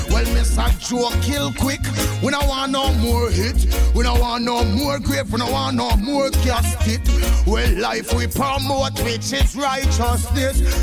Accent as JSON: {"language": "English", "region": "Zurich", "country": "Switzerland", "said": "Switzerland and … from Zurich."}